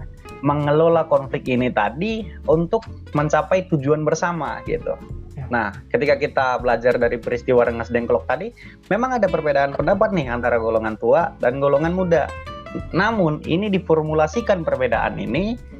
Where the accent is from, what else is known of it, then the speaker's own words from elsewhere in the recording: Tanah Karo, North Sumatra, Indonesia; asal dari Tanah Karo, Sumatera Utara